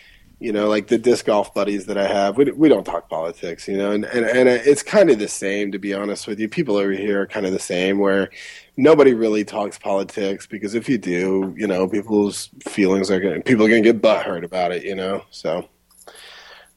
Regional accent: United States; moved away as an adult; I'm still an American.

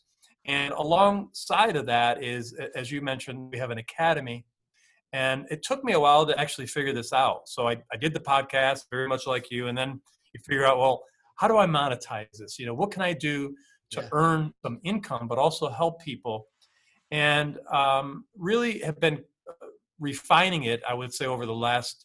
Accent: upstate New York, United States; I grew up in upstate New York

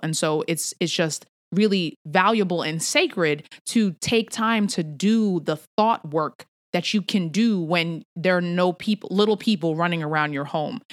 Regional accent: New York City, New York, United States; moved away; I'm a New Yorker at heart

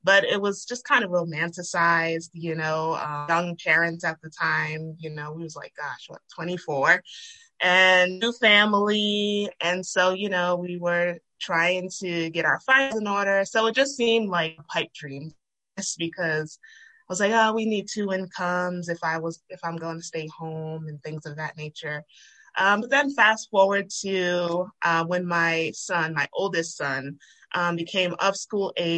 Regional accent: Rhode Island, United States; moved away as an adult; now in Georgia, United States; I'm originally from Rhode Island

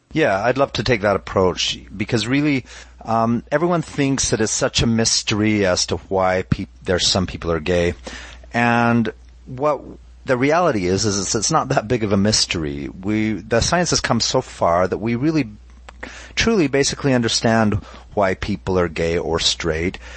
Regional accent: Utah, United States; I'm originally from Utah. I was raised LDS

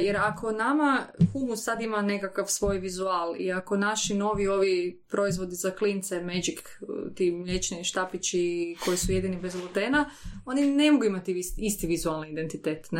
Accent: Koprivnica, Koprivnica-Križevci County, Croatia; mi smo podravcine, ja sam iz Koprivnice

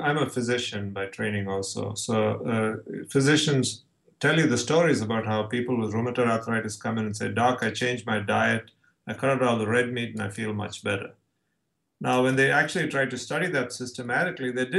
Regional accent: India; now in San Diego, United States; I'm from India, but I'm actually born and raised as a Orthodox

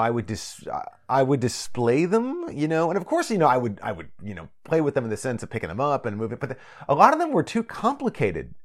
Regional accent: United States; now in Japan; a person raised in an average American household, I, my, you know, my parents didn't speak Japanese or anything like that. They're American, um, you know, in, in the suburbs of Washington, D C

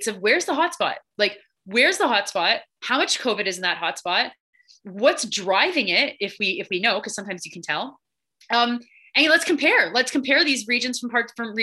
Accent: Georgetown, Ontario, Canada; moved away; also born or lived in Quebec City; I'm from Georgetown, Ontario

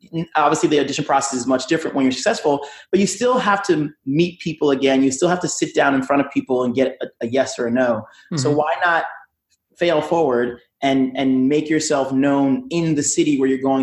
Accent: New York, United States; moved away as an adult; also born or lived in New Jersey; now in Los Angeles, United States; I'm from New York

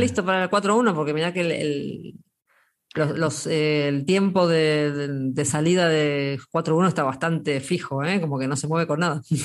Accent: Argentina; los argentinos somos mitad españoles, mitad, españoles y mitad italianos

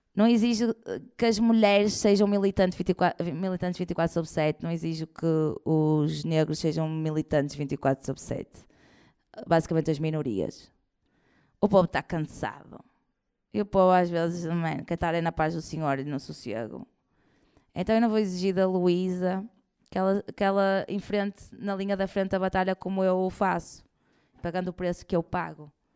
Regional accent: Porto, Norte, Portugal; eu como sou do Porto

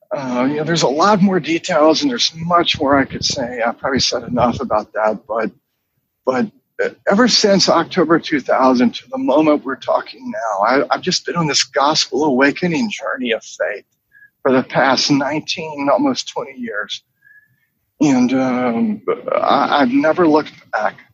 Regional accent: Charlotte, North Carolina, United States; I grew up in North Carolina in Charlotte

